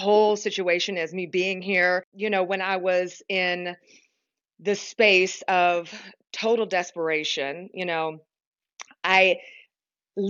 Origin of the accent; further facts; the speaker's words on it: Kentucky, United States; I grew up in Kentucky